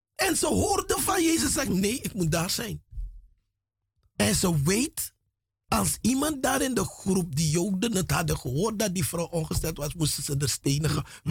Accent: Paramaribo, Paramaribo District, Suriname; moved away as an adult; now in Netherlands; Vanaf mijn derde jaar, derde, vierde jaar ben ik in Paramaribo grootgebracht

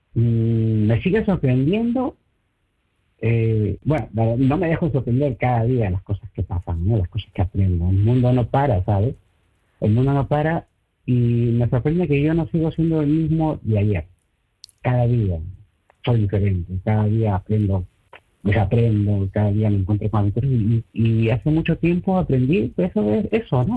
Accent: Peru; moved away as an adult; now in Breda, Netherlands; cuando yo estaba en Perú, pues crecía de pequeñitos con mis amigos del barrio, con los compañeros del colegio

